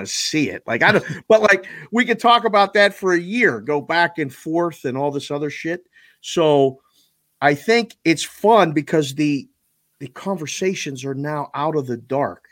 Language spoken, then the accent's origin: English; Pittsburgh, Pennsylvania, United States; now in Las Vegas, United States; I grew up in Pittsburgh